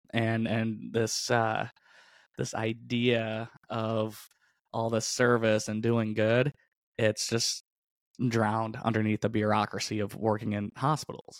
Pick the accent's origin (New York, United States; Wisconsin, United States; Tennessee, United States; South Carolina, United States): New York, United States; upstate; I grew up in, in upstate New York